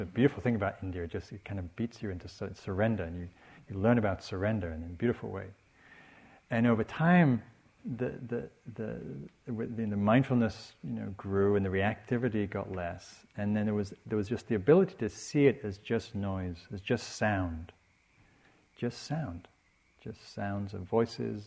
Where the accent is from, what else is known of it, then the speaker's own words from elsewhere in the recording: England, United Kingdom; I'm English